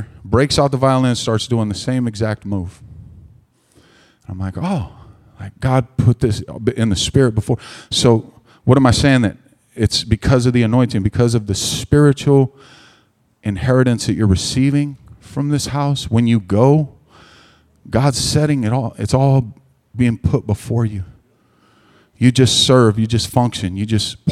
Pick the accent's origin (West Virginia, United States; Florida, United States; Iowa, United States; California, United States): California, United States; Stockton; moved away as an adult; now in Maricopa, United States; a 19-year-old piece of white trash from the gutters of Stockton, California